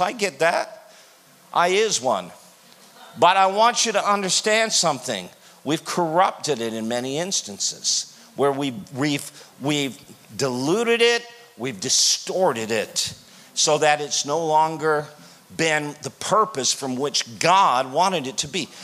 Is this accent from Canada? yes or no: yes; Canada; I'm from Canada